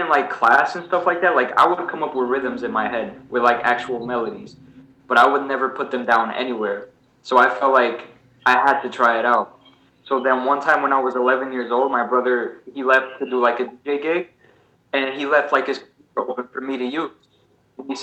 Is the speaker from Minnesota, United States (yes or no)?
no; Newark, New Jersey, United States; also born or lived in Portugal; I've lived in Newark ever since then.